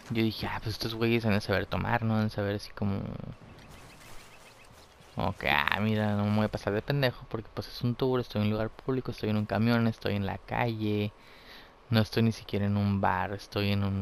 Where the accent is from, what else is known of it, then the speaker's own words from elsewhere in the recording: Mexico; que yo que soy pues mexicano.